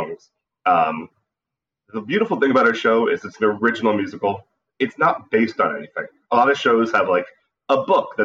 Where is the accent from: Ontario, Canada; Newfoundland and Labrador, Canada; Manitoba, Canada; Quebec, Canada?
Ontario, Canada; Niagara Falls; moved away as an adult; also born or lived in Buffalo, New York, United States; now in New York, United States; I was born in Buffalo, New York. But since the age of 4, I've lived in Niagara Falls, Canada